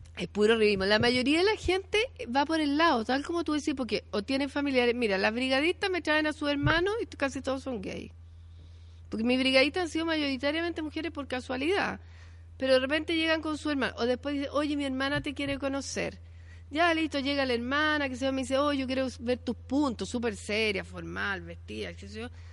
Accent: Chile; como chilenas y chilenos

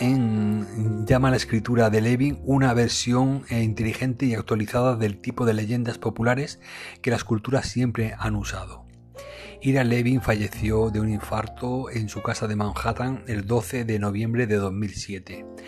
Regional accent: Spain; aquí en mi país, en España

